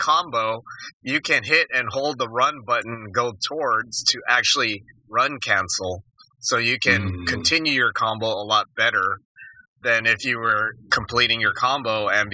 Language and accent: English; Tucson, Arizona, United States; a kid growing up in Tucson in the 80s